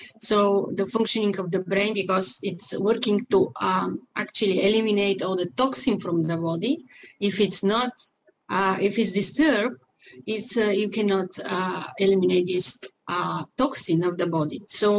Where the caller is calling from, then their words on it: Vancouver, British Columbia, Canada; I'm located in Vancouver, Canada, in BC, British Columbia.